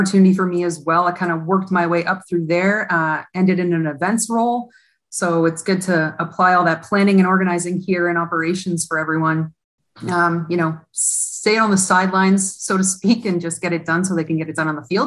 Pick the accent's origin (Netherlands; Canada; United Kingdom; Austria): Canada; Hamilton, Ontario; also born or lived in Toronto; I'm actually from Hamilton, and I was with the Ty Cats previously